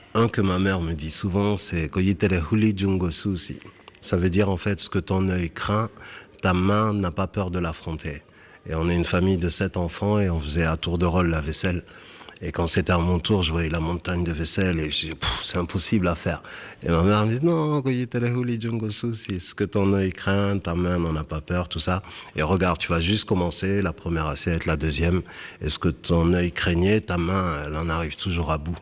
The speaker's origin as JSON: {"language": "French", "town": "Bordeaux", "region": "Nouvelle-Aquitaine", "country": "France", "tie": "born or raised there", "also_born_or_lived": "Senegal"}